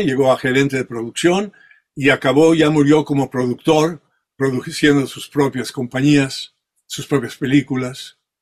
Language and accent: Spanish; Mexico; first language French; Spanish is a second language; also born or lived in Spain / France; now in California, United States; yo ya crecí en México, o sea, toda mi vida ya eh, con pensamiento ya fue en México todo